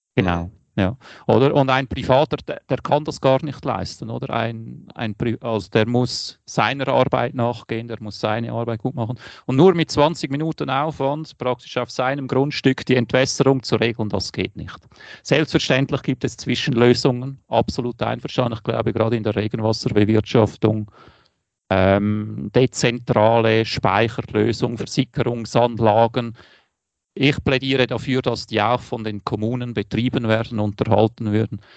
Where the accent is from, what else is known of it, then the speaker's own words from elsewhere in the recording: Wädenswil, Zurich, Switzerland; moved away; mein Ort, wo ich aufgewachsen bin